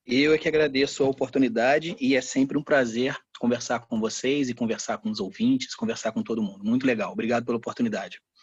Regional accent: Brazil; eu sou brasileiro

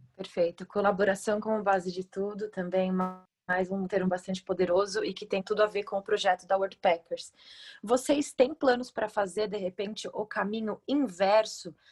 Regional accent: Brazil; nós, como brasileiros, né, embaixadores do turismo no Brasil

